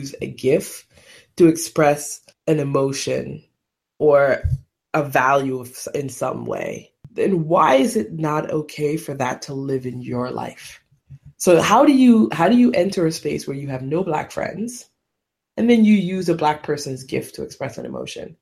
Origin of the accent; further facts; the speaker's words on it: Jamaica; as a Jamaican